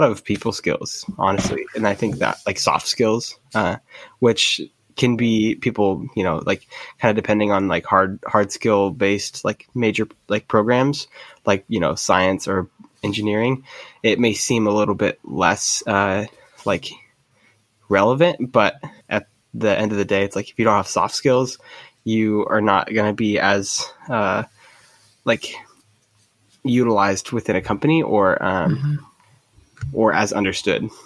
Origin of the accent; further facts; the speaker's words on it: Medford, Oregon, United States; I grew up in Medford, Oregon.